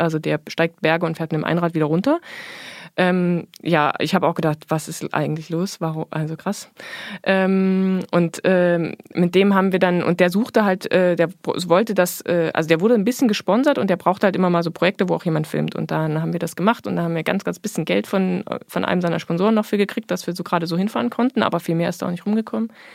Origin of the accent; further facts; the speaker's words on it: Erfurt, Thuringia, Germany; ich bin geboren in der DDR, äh, in Erfurt